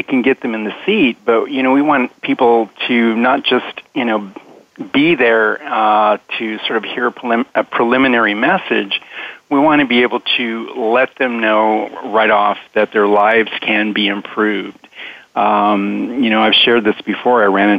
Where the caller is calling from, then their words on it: San Diego, California, United States; I'm calling from San Diego, California